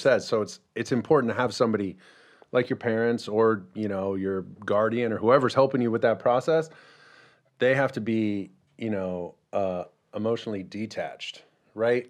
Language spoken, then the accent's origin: English; Mission Viejo, California, United States; born or raised there